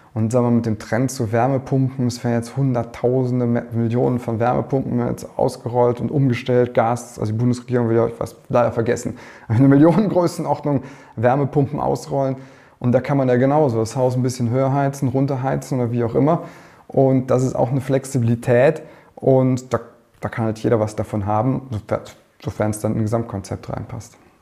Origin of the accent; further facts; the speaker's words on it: Germany; als Deutscher